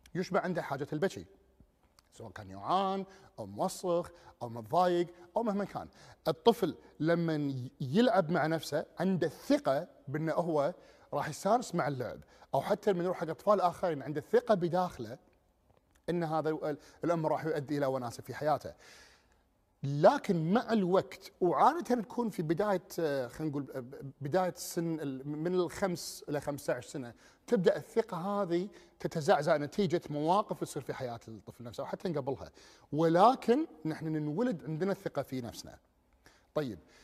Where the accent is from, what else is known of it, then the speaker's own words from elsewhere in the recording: Kuwait; ديرتنا اللي هي الكويت